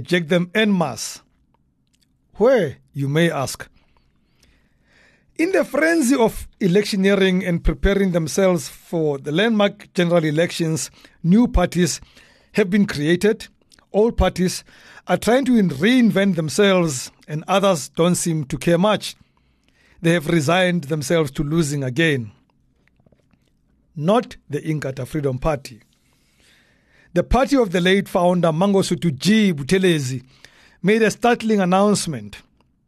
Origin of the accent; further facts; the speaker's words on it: Soweto, Gauteng, South Africa; growing up in Dobsonville, Soweto